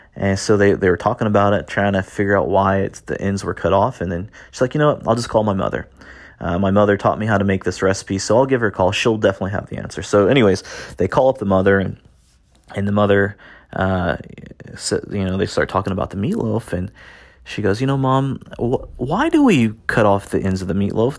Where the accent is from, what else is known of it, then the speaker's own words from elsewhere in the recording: Indiana, United States; I grew up in Indiana, in the United States, little farm town